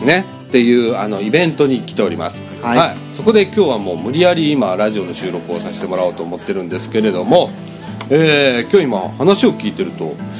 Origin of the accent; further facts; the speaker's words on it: Ibaraki, Osaka, Japan; 僕ら茨城市民